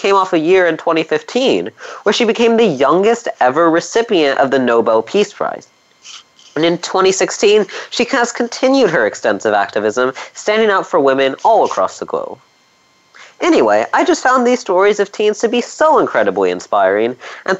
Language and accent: English; California, United States; my home state of California